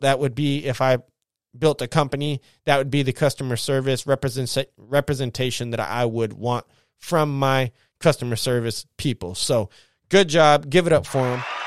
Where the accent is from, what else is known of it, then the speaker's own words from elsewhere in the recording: United States; I'm an American.